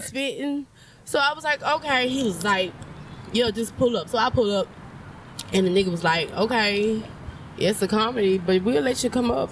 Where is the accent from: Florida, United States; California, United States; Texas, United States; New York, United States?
Texas, United States; Port Arthur; moved away; I'm from Port Arthur